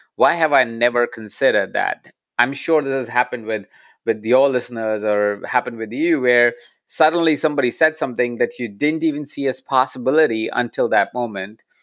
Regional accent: Jaipur, Rajasthan, India; moved away; I was born in India. I was born in a small town called Jaipur.

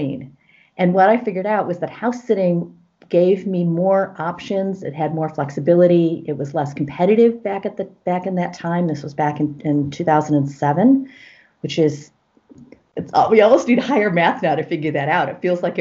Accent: United States; moved away as an adult; also born or lived in Los Angeles, United States; I'm originally from the United States.

